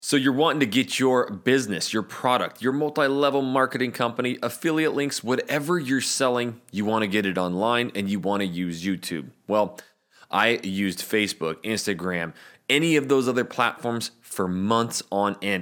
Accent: North Idaho, United States; moved away as an adult; also born or lived in Portland, Oregon; I'm from North Idaho

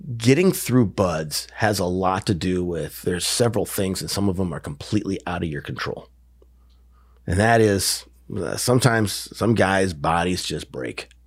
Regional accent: Wisconsin, United States; moved away; I grew up in Wisconsin.

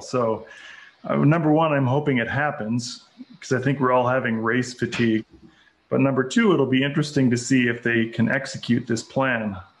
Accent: Minnesota, United States; my home state is Minnesota

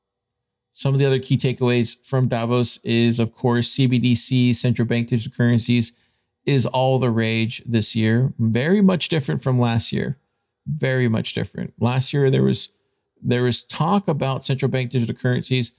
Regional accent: United States; being an American citizen

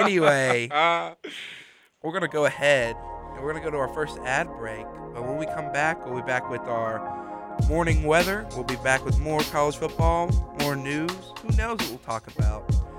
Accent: Mobile, Alabama, United States; We are not that far from the rainiest city in the United States, Mobile, my hometown.

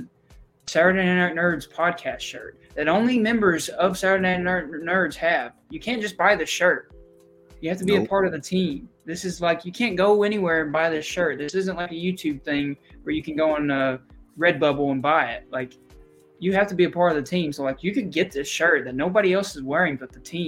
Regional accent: Missouri, United States; we're from Missouri

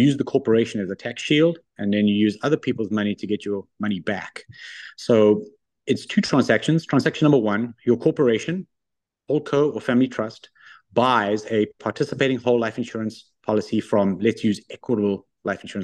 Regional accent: South Africa; moved away as an adult; also born or lived in Australia / London, United Kingdom / Japan / New York, United States; now in Ontario, Canada; I'm originally South African. So I went to high school in South Africa

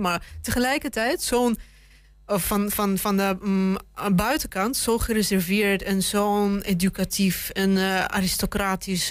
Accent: Russia; moved away; ik ben zelf Rus

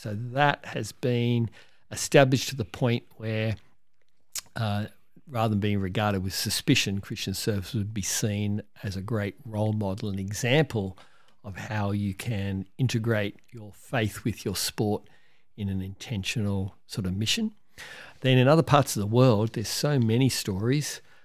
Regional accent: Cronulla, New South Wales, Australia; Mark Hockolupo as an amazing young surfer I grew up in Cronulla

